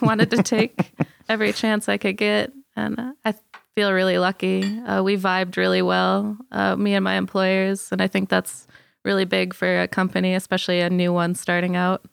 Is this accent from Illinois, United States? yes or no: yes; Illinois, United States; moved away as an adult; now in Colorado, United States; I grew up in Illinois